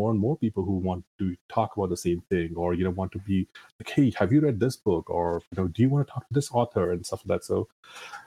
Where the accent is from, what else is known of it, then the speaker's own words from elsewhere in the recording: India; now in United States; I was born and brought up in India.